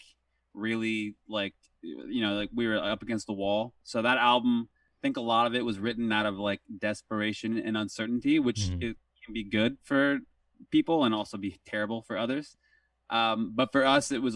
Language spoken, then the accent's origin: English; Orange County, Southern California, United States; I grew up in Southern California in Orange County.